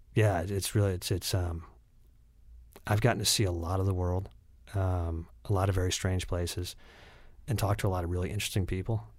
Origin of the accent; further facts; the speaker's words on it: Lakewood, Ohio, United States; I say that I grew up in Cleveland, but I actually grew up in Lakewood, Ohio, which is just, it's on the west side of Cleveland.